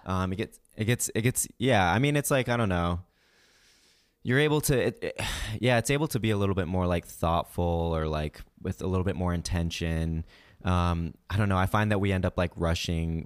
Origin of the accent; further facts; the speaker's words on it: Kansas City, United States; we were growing up in Kansas City